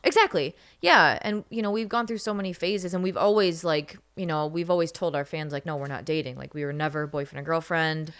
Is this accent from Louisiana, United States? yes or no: no; Michigan, United States; I grew up in Michigan